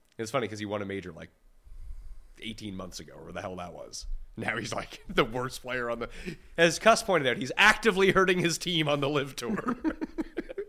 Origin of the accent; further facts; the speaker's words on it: Canada; we're all Canadian here